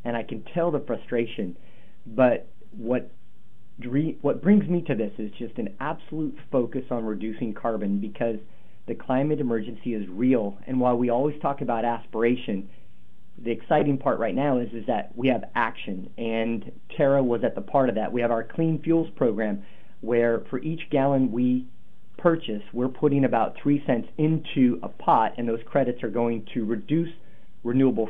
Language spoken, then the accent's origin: English; Portland, Oregon, United States; I'm from North Portland. I'm from the poorest neighborhood in North Portland